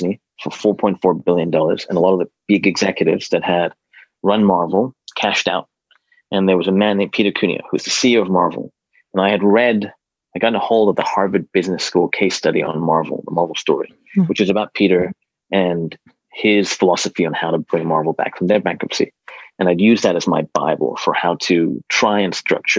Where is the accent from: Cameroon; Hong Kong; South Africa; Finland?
Hong Kong; moved away; a buddy of mine who I grew up with in Hong Kong